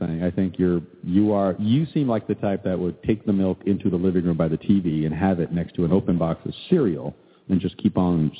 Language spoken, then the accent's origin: English; Albuquerque, New Mexico, United States; we grew up in the Vadio in Albuquerque, so just crackheads and whatnot.